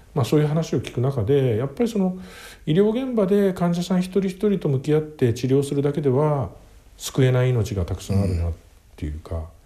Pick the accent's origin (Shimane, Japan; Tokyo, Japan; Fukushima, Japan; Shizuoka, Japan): Tokyo, Japan; 僕生まれは東京の世田谷区です